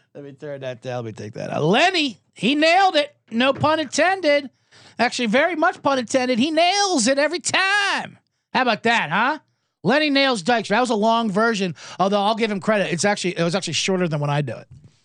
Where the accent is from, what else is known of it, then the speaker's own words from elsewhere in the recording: New Jersey, United States; growing up in the Philadelphia area in South Jersey during the time when he was with the Phillies